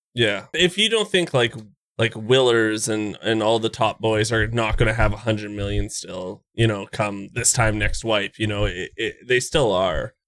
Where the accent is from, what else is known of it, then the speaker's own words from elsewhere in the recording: Canada; I'm Canadian